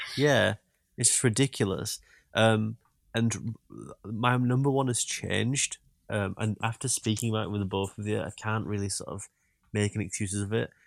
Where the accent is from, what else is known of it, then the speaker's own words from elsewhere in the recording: Yorkshire and the Humber, United Kingdom; accent: Yorkshire; my Yorkshire accent